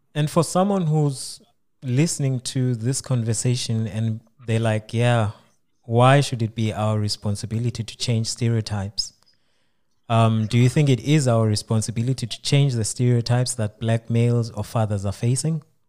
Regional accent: South Africa; now in Osnabrück, Germany; I'm from South Africa

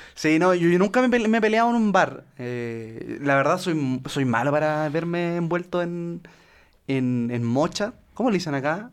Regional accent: Chile; accent: Chilean; en Chile no masticamos el español, nosotros nos tragamos esa weá y la vomitamos y eso es lo que se conoce como acento chileno

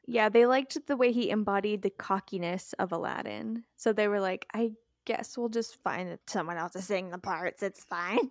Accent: Texas, United States; I'm from Texas

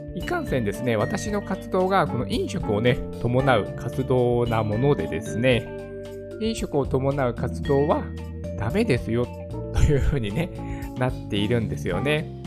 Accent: Japan; やっぱこの日本にね、生まれたからだと思うんですよ

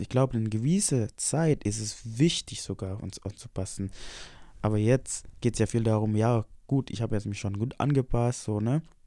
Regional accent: Indonesia; now in Germany; Ich bin hergekommen als Indonesier

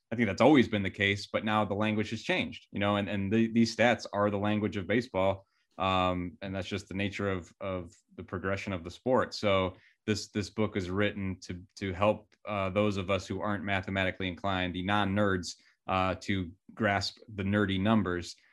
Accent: Cleveland, Ohio, United States; I love my hometown and there's a lot of great things about it

